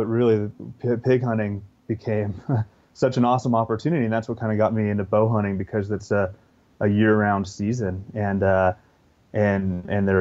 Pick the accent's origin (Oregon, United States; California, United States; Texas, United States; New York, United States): California, United States; Northern; now in Montana, United States; I grew up in Northern California